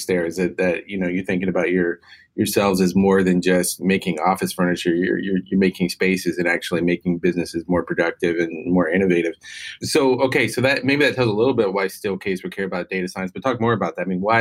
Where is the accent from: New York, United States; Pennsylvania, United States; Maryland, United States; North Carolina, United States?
North Carolina, United States; I come from North Carolina